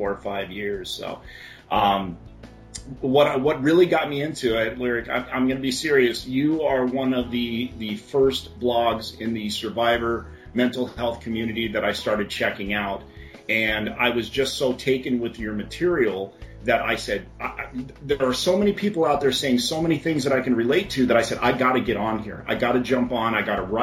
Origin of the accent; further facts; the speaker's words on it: Phoenix, Arizona, United States; I've never lived anywhere else. I was born and raised in Phoenix